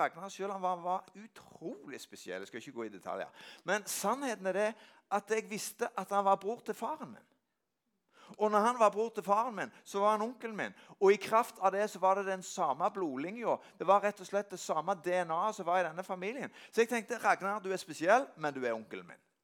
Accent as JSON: {"language": "Norwegian", "country": "Norway", "tie": "born or raised there", "said": "Jeg er vokst opp på Gandalen, og hjemme i Øykjerbakken, der jeg er vokst opp"}